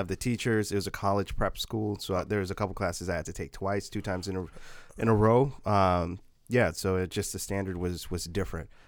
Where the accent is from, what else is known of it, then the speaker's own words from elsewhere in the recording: Portland, Oregon, United States; also born or lived in Puyallup, Washington; I grew up in Northeast Portland